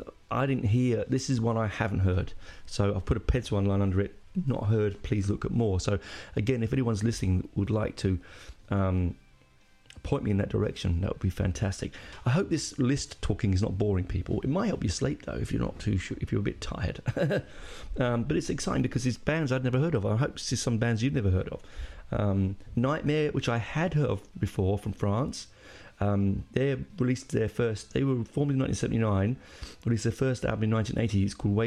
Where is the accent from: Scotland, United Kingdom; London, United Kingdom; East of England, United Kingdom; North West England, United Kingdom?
London, United Kingdom; I'm 11. Oh, no, and I'm from London.